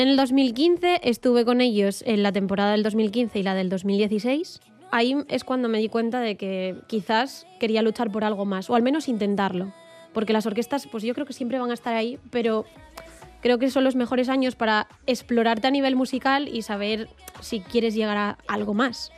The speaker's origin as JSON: {"language": "Spanish", "town": "Riosa", "region": "Asturias", "country": "Spain", "also_born_or_lived": "Morcín", "lives_now": "Oviedo, Spain", "said": "yo vivo en Oviedo, lo que pasa que mm, soy de Riosa y de Morcín"}